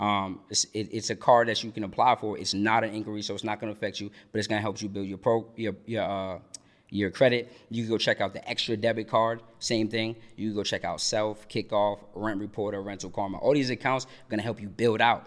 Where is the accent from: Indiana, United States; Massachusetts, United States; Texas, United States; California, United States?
Massachusetts, United States; Boston; moved away as an adult; now in Georgia, United States; I'm from Boston, Mass, originally. Um, I've been here in Georgia now for about six months.